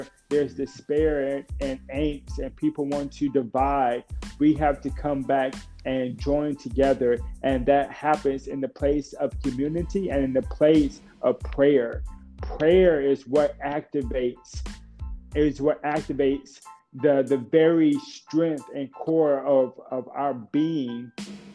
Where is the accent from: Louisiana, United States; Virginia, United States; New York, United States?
Louisiana, United States; Lake Charles; since I was a young boy growing up in Lake Charles